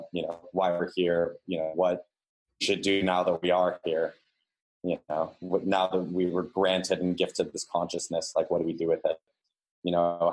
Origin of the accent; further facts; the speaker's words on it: San Diego, California, United States; I am originally from San Diego, California. I grew up there until I was, you know, graduated high school